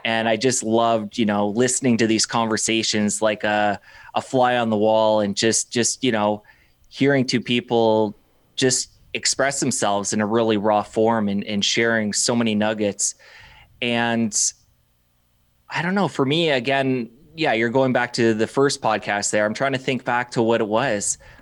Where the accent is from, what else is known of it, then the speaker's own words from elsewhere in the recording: Windsor, Ontario, Canada; also born or lived in Toronto; I came back to my hometown, Windsor, Ontario